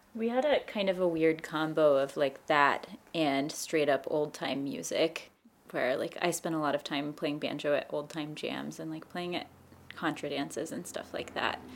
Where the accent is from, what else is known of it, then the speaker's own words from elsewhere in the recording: Knoxville, Tennessee, United States; now in Cincinnati, United States; I also grew up in Knoxville and also live in Cincinnati now.